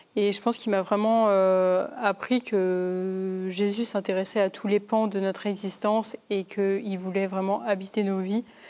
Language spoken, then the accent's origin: French; Paris region, Île-de-France, France; j'ai grandi du coup dans une famille en région parisienne